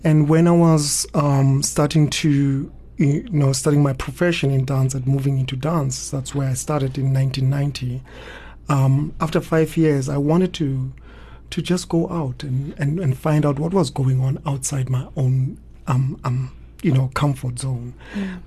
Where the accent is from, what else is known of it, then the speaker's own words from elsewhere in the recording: Soweto, Gauteng, South Africa; I was born in Soweto in Orlando East, and I grew up quite close to a hostel